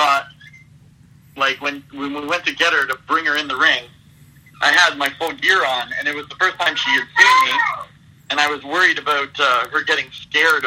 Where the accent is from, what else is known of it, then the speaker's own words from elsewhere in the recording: about an hour west of Toronto, Ontario, Canada; my hometown, which is about an hour west of Toronto